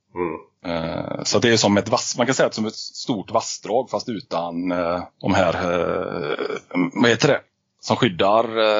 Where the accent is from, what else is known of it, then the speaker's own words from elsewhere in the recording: Alingsås, Västra Götaland, Sweden; uppväxt i Allingsås, fem mil utanför eh, Göteborg.